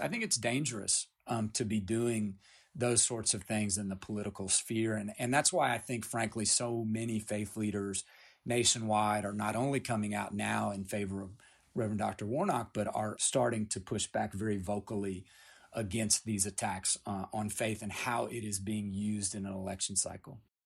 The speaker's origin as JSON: {"language": "English", "region": "Appalachia", "country": "United States", "tie": "born or raised there", "said": "I grew up in Appalachia. I come from nine generations in Appalachia"}